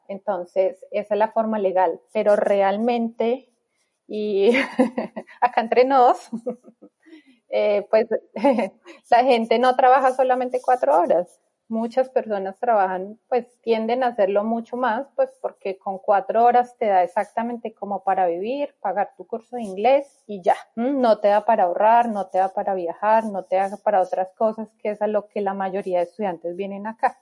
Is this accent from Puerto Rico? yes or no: no; Bogotá, Colombia; moved away as an adult; now in Melbourne, Australia; nací en Colombia, en Bogotá específicamente